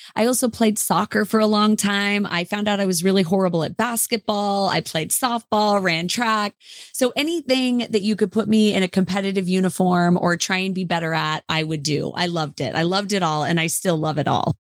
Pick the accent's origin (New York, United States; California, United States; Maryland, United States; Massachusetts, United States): California, United States; Lake Tahoe; I grew up in Lake Tahoe, California, and my parents actually are from L